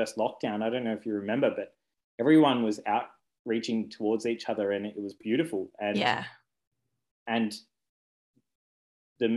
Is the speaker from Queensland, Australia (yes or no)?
no; Ballarat, Victoria, Australia; moved away as an adult; also born or lived in Brisbane / Albury / Benalla / Windsor, England; I grew up in Ballarat